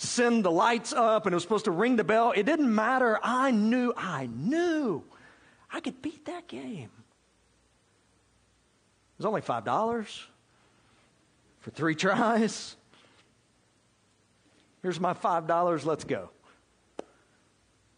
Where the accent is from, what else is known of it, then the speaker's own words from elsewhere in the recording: South Georgia, United States; I grew up in South Georgia, God's country, right? Grew up in South Georgia